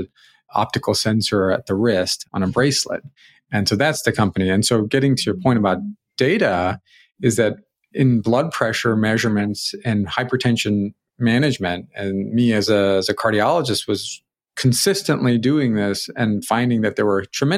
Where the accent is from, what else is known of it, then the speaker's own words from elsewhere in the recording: St. Louis, Missouri, United States; No, I grew up in St. Louis.